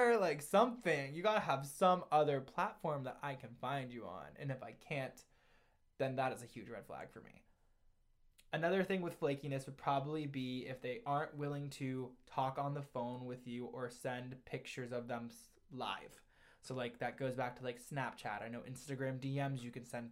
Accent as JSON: {"language": "English", "region": "Ohio", "country": "United States", "also_born_or_lived": "New York City", "said": "I'm from Ohio. I'm from New York City."}